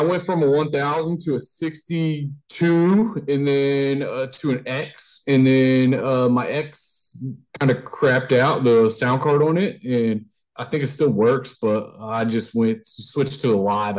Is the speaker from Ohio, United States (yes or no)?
yes; between Dayton and Cincinnati, Ohio, United States; We're from the kind of in between the Dayton and Cincinnati area, Ohio area.